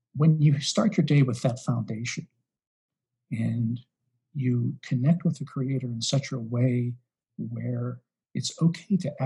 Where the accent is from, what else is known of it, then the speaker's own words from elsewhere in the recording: Western Pennsylvania, United States; I'm from Western Pennsylvania